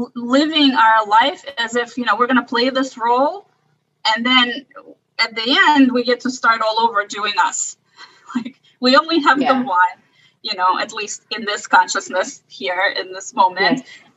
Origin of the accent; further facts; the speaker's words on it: Russia; born there; So, you know, I was born in Russia, and the Russian culture is all about suffering.